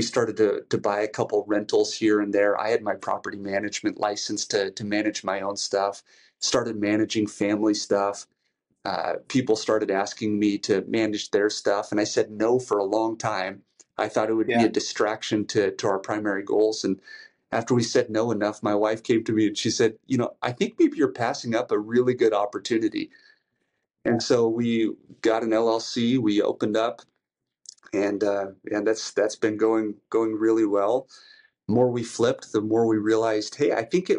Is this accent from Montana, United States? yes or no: yes; Great Falls, Montana, United States; moved away as an adult; also born or lived in Los Angeles / Boston; we decided to move back to my hometown of Great Falls, Montana